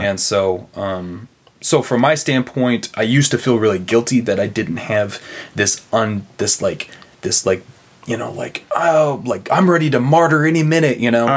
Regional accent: Broken Arrow, Oklahoma, United States; moved away; Broken Arrow, Broken Arrow, Oklahoma, outside of Tulsa.

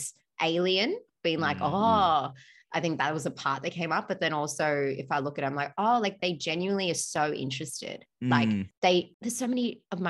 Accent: Australia; also born or lived in Melbourne; I'm Australian. I'm proud to be Australian.

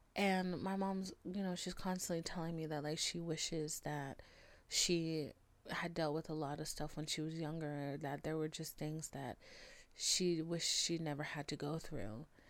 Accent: United States; I'm American

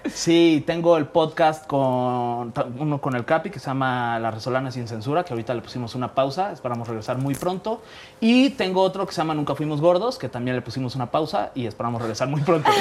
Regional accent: Mexico City, Mexico; nací aquí en la Ciudad de México

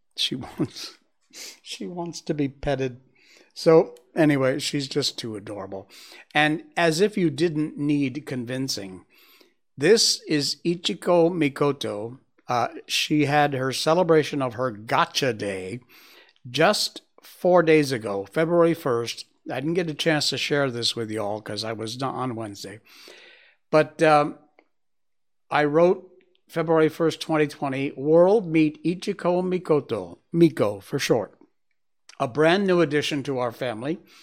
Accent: Connecticut, United States; my home state of Connecticut.

